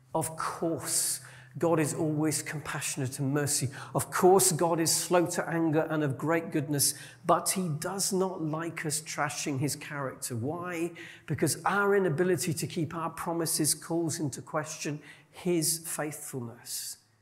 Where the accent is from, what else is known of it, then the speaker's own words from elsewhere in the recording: Yorkshire and the Humber, United Kingdom; As a Yorkshireman, I grew up among people who definitely called a spade a spade.